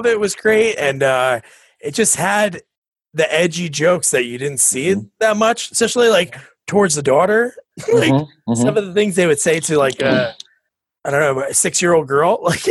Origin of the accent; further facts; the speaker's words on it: New Jersey, United States; I'm from New Jersey